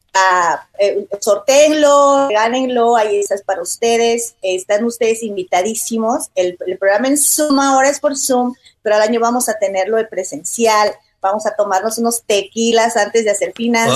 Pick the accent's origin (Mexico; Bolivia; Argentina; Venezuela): Bolivia; now in United States; En mi país, yo soy boliviana